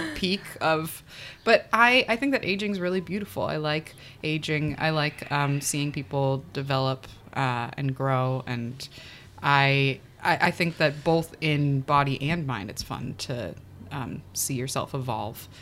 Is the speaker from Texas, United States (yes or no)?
no; Calabasas, California, United States; I uh, was born in California, Southern California. Uh, the first part of my life, I was raised in Calabasas, California